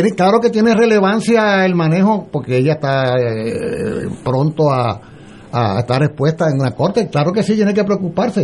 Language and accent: Spanish; Puerto Rico; Yo soy puertorriqueño